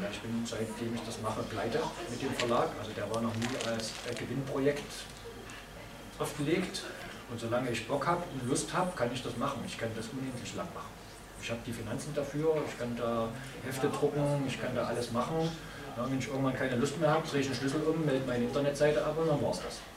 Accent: Chemnitz, Saxony, Germany; ich komme aus Chemnitz, da hat ein Superhelden Captain Chemnitz äh, für sich entwickelt

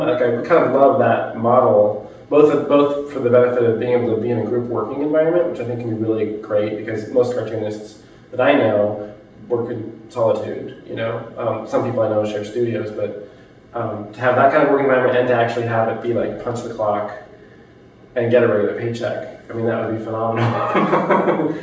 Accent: United States; as an American

